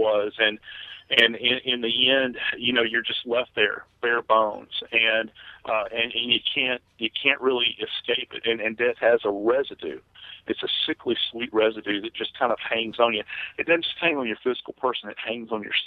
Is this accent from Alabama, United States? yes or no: no; New Orleans, Louisiana, United States; moved away as an adult; I love the place. It's my hometown